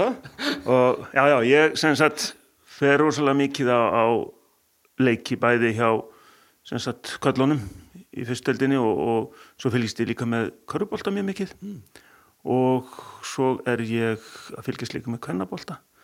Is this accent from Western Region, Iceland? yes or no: no; Akureyri, Northeastern Region, Iceland; ég er fættur og uppalinn hérna á Akureyri